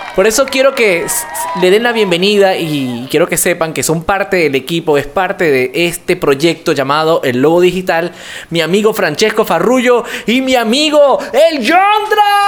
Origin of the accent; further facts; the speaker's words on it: Venezuela; now in Yopal, Colombia; mi persona eh, es del vecino país, Venezuela